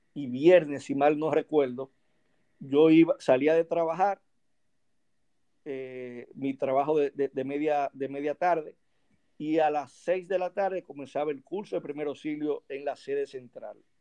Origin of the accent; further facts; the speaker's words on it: Santo Domingo, Distrito Nacional, Dominican Republic; also born or lived in Azua de Compostela, Dominican Republic; yo aquí nada más hice los primeros cinco años. Luego de ahí eh, mi madre me trasladó hacia la ciudad de Santo Domingo. Eh, en el año 1982 eh, para estudiar en Santo Domingo